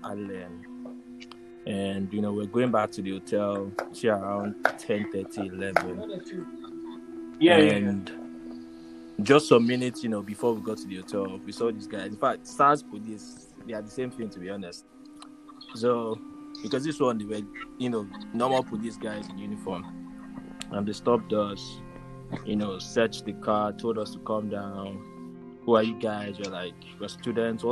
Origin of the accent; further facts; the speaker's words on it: Abeokuta, Ogun State, Nigeria; moved away; I grew up in Abeokuta